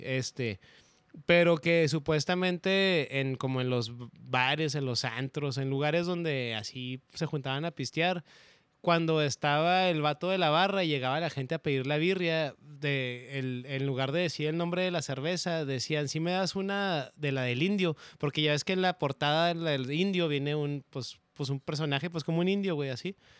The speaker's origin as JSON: {"language": "Spanish", "town": "Ciudad Juárez", "region": "Chihuahua", "country": "Mexico", "tie": "born or raised there", "said": "me acuerdo de niño, güey, allá en Juárez, este, este, mi casa estaba en una esquina"}